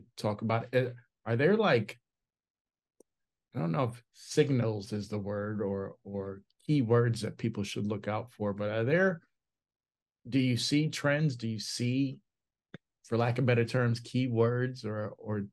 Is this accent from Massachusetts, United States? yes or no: yes; Massachusetts, United States; I'm from Massachusetts as well